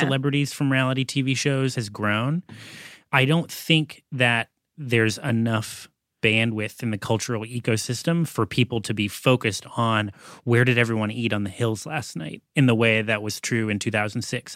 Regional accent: Massachusetts, United States; moved away; also born or lived in Los Angeles; Growing up in Massachusetts, even though I was in college in L A at the time

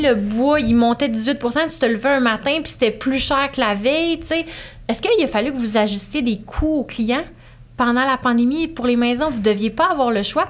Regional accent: Estrie, Quebec, Canada; je viens de l'Estrie.

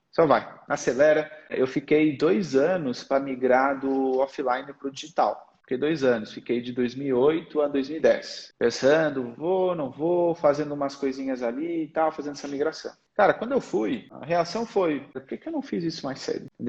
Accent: Portugal; accent: Portuguese; also born or lived in Brazil; Eu nasci no Brasil, mas com três anos eu fui para Portugal. A minha comunicação natural é português de Portugal.

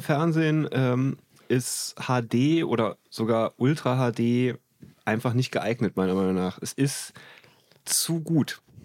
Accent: Trier, Rhineland-Palatinate, Germany; ich habe in, in meiner Heimatstadt in Trier, habe ich alle gekannt

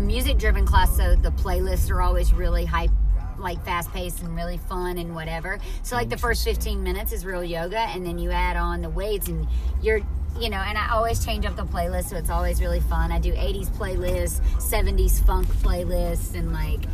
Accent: near Mobile, Alabama, United States; moved away; I'm originally from right near Mobile, Alabama

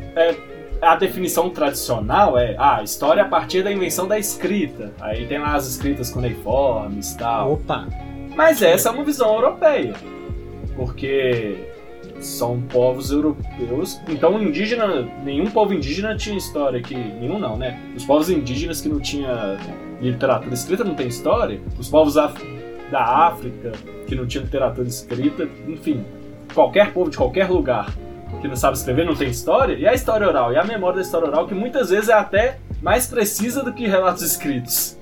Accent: Ipatinga, Minas Gerais, Brazil; also born or lived in Belo Horizonte; eu sou de Patinga

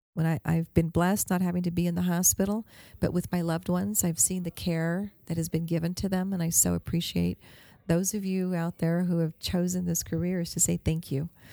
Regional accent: Albuquerque, New Mexico, United States; I'm from Albuquerque

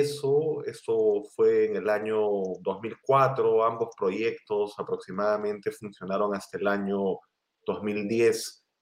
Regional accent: Lima, Peru; yo eh, soy limeño, nací en, Lima, en Perú

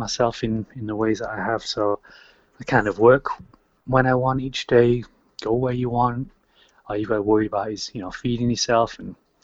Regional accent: Manchester, North West England, United Kingdom; moved away as an adult; also born or lived in Vancouver, Canada; I'm always from Manchester, obviously, I'm born here

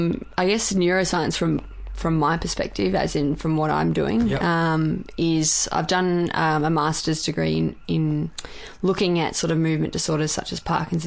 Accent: Bendigo, Victoria, Australia; I'm from Bendigo.

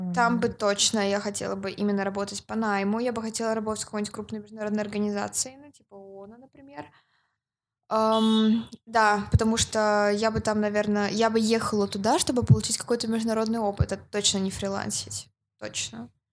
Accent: Yekaterinburg, Sverdlovsk Oblast, Russia; я из России.

